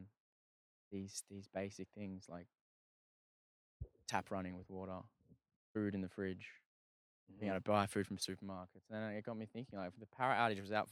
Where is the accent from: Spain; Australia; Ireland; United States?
Australia; I'm from Australia